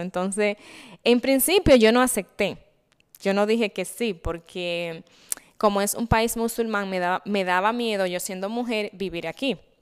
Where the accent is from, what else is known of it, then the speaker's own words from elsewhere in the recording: Santiago de los Caballeros, Santiago, Dominican Republic; moved away as an adult; also born or lived in Germany / Cabarete, Dominican Republic; now in Dubai, United Arab Emirates; Yo vengo del Cibao, o Daisy Bao, exactamente de la ciudad de Santiago